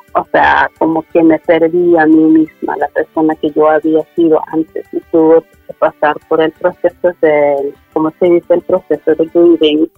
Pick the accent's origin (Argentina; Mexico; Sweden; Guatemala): Sweden; also born or lived in Medellín, Colombia; al año y medio fui adoptada a Suecia por una pareja sueca. Y crecí en Suecia pensándome sueca